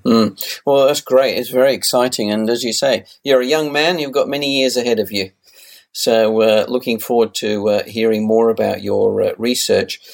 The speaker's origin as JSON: {"language": "English", "country": "United Kingdom", "tie": "born or raised there", "said": "I was brought up in the UK"}